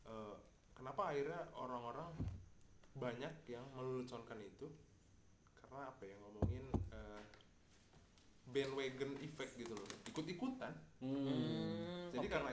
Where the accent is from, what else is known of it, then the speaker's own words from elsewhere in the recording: Cilegon, Banten, Indonesia; gue zaman SMA di Cilegon di Cilegon ya